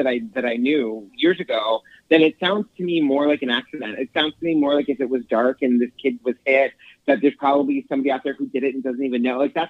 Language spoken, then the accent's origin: English; Boston, Massachusetts, United States; I'm from Boston myself